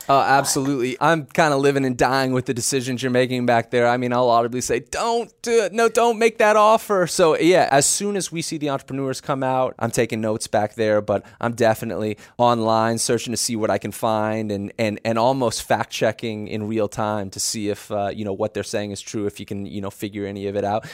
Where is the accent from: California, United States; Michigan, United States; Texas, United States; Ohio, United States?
Texas, United States; Dallas; moved away; I'm from Dallas originally